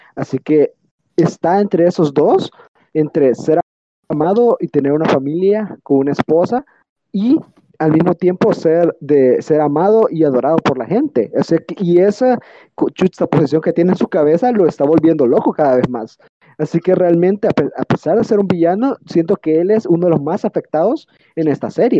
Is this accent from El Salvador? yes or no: yes; El Salvador; en El Salvador, en mi país